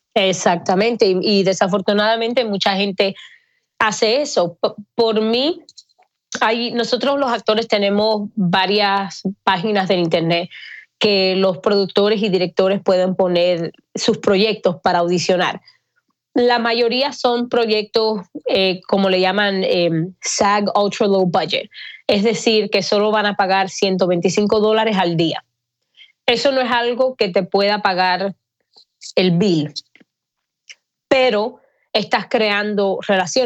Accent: Miami, Florida, United States; moved away as an adult; also born or lived in Atlanta; now in Los Angeles, United States; Yo soy cubana, me crié en Miami

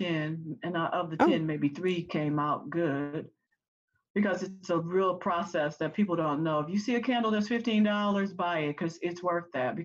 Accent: Illinois, United States; also born or lived in Mississippi; We lived like the first 4 or 5 years of our life before we came here to Illinois

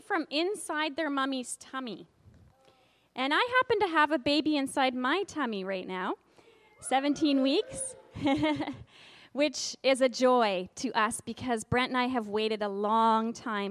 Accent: Kamloops, British Columbia, Canada; We're from Kamloops.

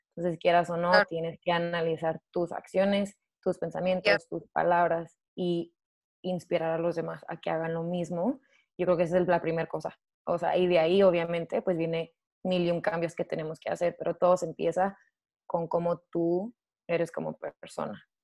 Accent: Chihuahua / Juárez, Mexico; moved away as an adult; also born or lived in United States; now in Sydney, Australia; soy mexicana, obviamente, eh, originalmente soy de Chihuahua o de Juárez

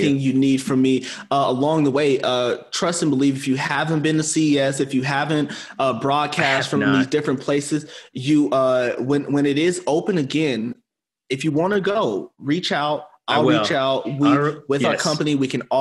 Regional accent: Arizona, United States; we are from Arizona

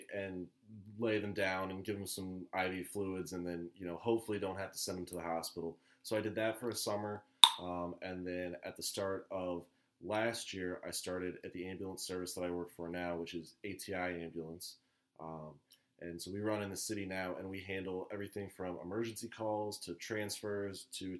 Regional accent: Columbus, Ohio, United States; I'm from Columbus, Ohio.

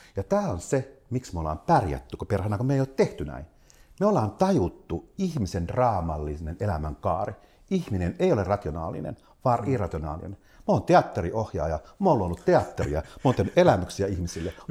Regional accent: South Ostrobothnia, Finland; mä oon Etelä-Pohjanmaalta yrittäjäperheestä

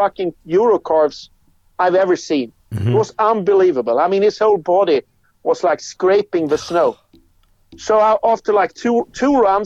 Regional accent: Gothenburg, Västra Götaland, Sweden; I grew up in Gothenburg, which is on the west coast of Sweden.

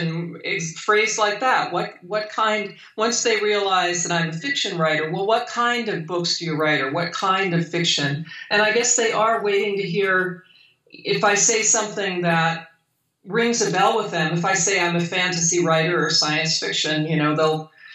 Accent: Hawaii, United States; moved away; I grew up in Hawaii. I'm from Hawaii, so. You know, my childhood was spent there

